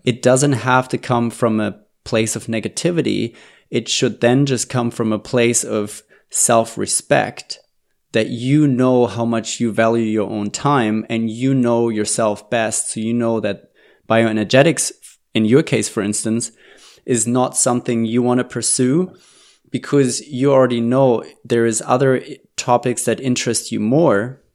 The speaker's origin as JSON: {"language": "English", "country": "Germany", "moved": "yes", "said": "I'm originally from Germany"}